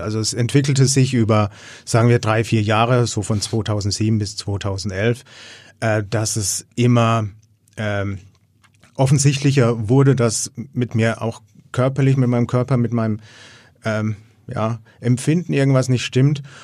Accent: Erlangen, Bavaria, Germany; ich komme aus Erlangen

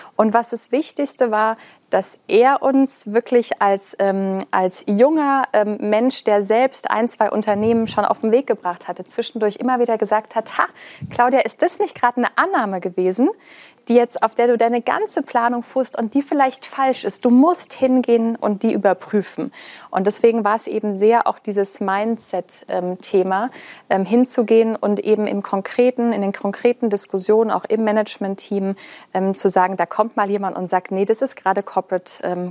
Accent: Black Forest, Baden-Württemberg, Germany; wir kommen ja beide aus dem Schwarzwald

